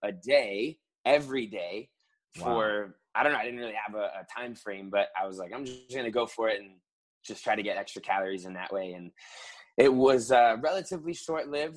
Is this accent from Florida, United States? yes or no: yes; West Palm Beach, Florida, United States; also born or lived in Providence, Rhode Island / Fort Lauderdale, Florida / Clemson, South Carolina; now in Miami, United States; I was born in Providence, Rhode Island. And we moved down to like the West Palm Beach area when I was 2. And then 10 years later, kind of jumped down to Fort Lauderdale